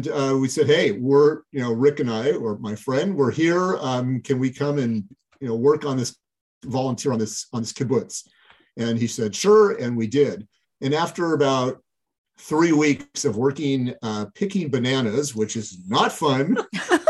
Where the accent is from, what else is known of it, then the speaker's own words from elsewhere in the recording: Portland, Oregon, United States; I am a native Portlander